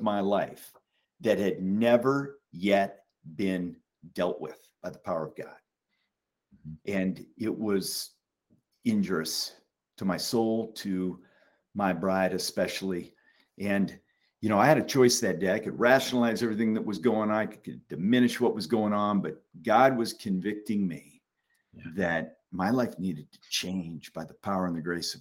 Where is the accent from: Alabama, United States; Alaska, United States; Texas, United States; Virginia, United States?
Alaska, United States; I was born in Alaska